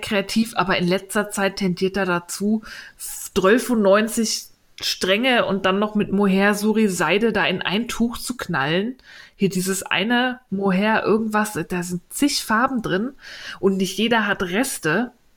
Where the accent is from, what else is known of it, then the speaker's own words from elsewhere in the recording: Berlin, Germany; als Berliner